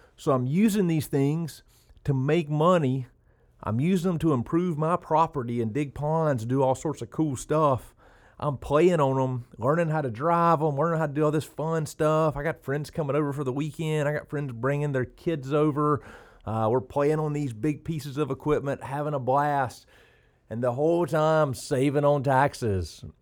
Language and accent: English; South Georgia, United States; also born or lived in Oconee County, Georgia; growing up in South Georgia